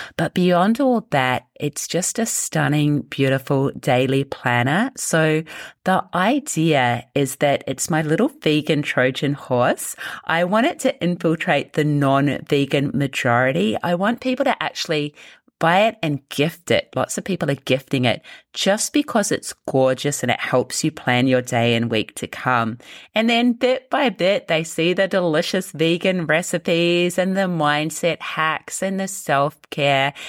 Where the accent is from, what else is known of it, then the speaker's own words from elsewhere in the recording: New Zealand; I grew up in New Zealand